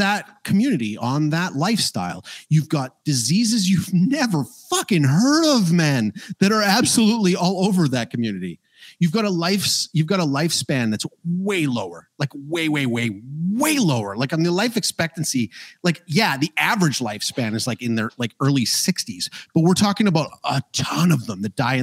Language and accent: English; Canada; I'm from Canada